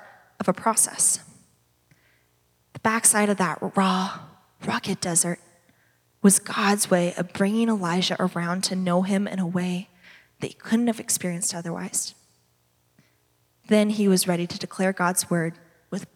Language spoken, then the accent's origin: English; Redlands, California, United States; I grew up in the Redlands